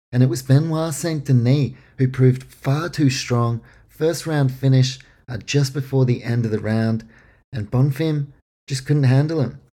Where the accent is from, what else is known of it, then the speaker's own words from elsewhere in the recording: Auckland, New Zealand; my hometown, Auckland, New Zealand